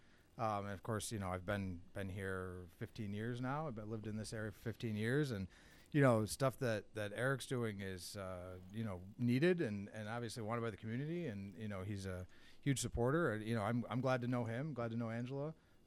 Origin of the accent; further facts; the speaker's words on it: Endicott, New York, United States; moved away as an adult; also born or lived in Adirondacks, New York; I grew up down in Binghamton.